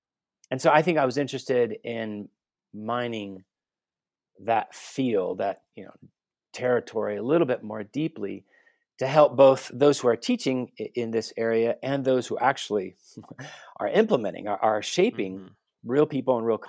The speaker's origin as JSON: {"language": "English", "town": "Guatemala City", "region": "Guatemala Department", "country": "Guatemala", "tie": "born or raised there", "also_born_or_lived": "United States / Vancouver, Canada", "said": "I was born and raised in Guatemala City. Born and raised a missionary kid, specifically. Moved around the States, did my undergrad at the University of Texas, studied international relations."}